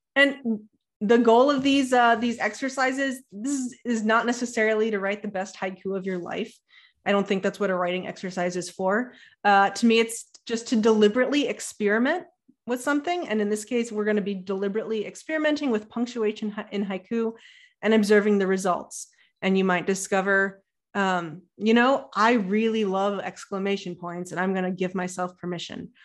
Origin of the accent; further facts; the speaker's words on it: Ohio, United States; I'm from Ohio